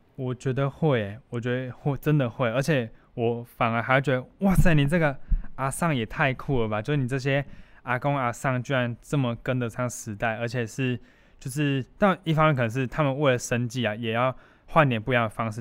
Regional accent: Kaohsiung, Taiwan; moved away as an adult; now in Douliu, Taiwan; 我是，我是高雄人

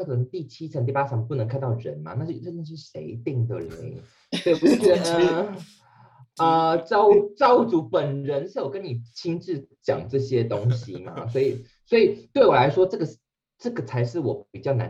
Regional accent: Taiwan; 我跟你讲，好险，我们是台湾人，我们可以讲这种话。

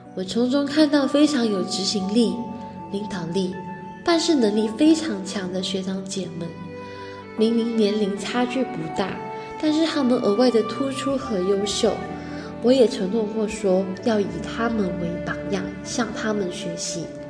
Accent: Malaysia; moved away as an adult; now in Hualien, Taiwan; 来自马来西亚

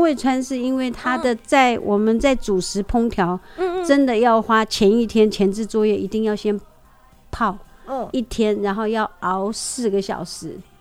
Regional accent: Huanshan tribe, Heping District, Taichung, Taiwan; 我是来自和平区环山部落的小孩

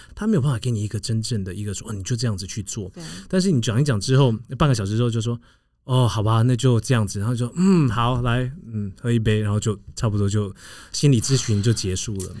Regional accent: United States; moved away; 长大的一个环境就是在一个美国的郊区

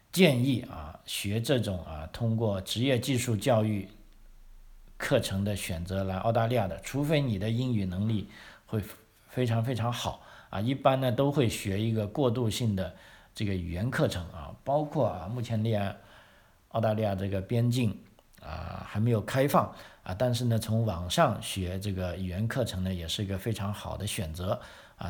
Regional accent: Guangdong, China; also born or lived in Sydney, Australia / Melbourne, Australia; now in South Australia, Australia; 我们广东人喜欢吃苦瓜

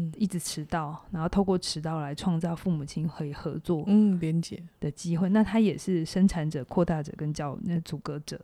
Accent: Taiwan; 我们台湾人最， 最让人家觉得很， 很不错的就是人情味

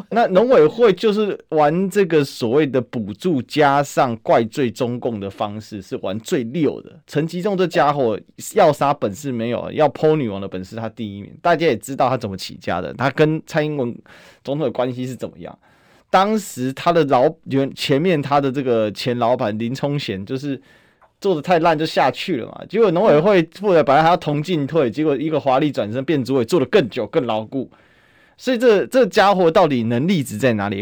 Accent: Taiwan; 我们台湾人可以欣然地接受

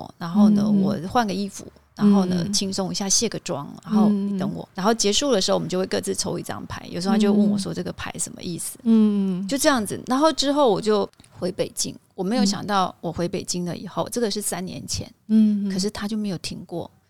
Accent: Taiwan; 跟我们台湾这边完全有很大的落差。

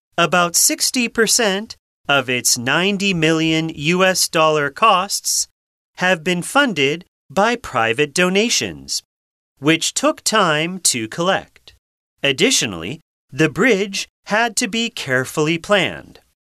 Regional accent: Massachusetts, United States; moved away as an adult; also born or lived in Rhode Island; now in Taiwan; I grew up in Massachusetts, and then I went to school in Rhode Island

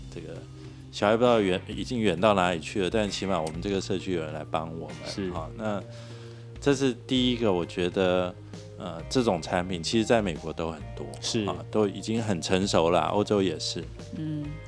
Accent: Taiwan; 我们台湾多雨

